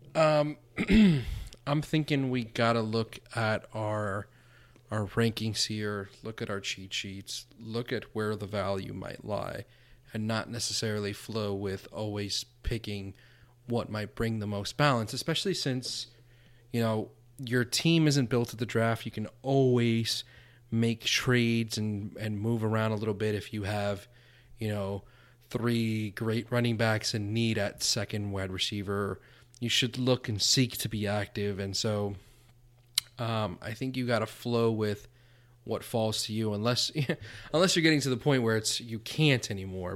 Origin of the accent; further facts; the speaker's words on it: South Florida, United States; growing up in South Florida